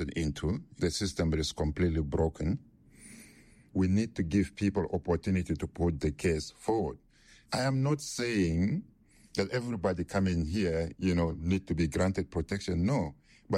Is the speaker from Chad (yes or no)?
yes; Chad; moved away as an adult; now in United Kingdom; I am originally from Chad, and Chad is in Africa, Central Africa.